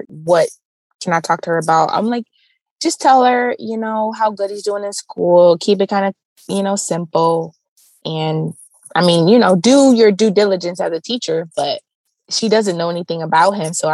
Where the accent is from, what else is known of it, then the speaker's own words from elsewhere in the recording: about 2 hours from Cleveland, closer to Michigan, Ohio, United States; now in Cleveland, United States; I'm about 2 hours away, like closer to Michigan is where I'm from